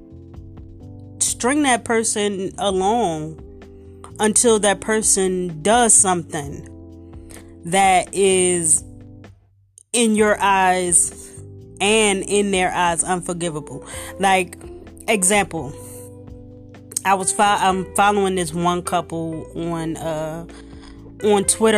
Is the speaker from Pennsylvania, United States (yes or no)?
yes; Philadelphia, Pennsylvania, United States; I'm from South Philly, the core of South Philly